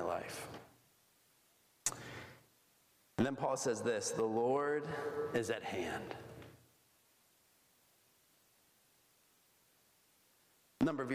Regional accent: Bolivia; moved away; when I grew up in Bolivia

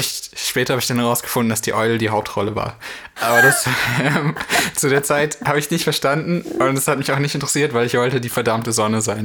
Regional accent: North Rhine-Westphalia, Germany; ich komme aus NRW.

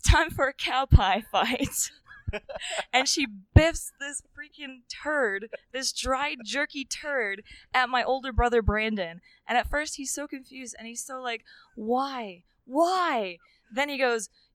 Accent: New Zealand; moved away; also born or lived in Reno, Nevada; I was born in Reno, Nevada, but my mom and dad, my mom is from New Zealand and my dad is from the US, and they raised me in New Zealand

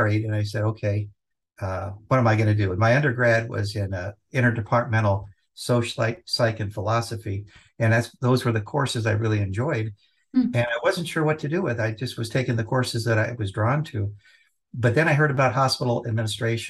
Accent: Los Angeles, California, United States; Growing up in Southern California, yeah, in Los Angeles

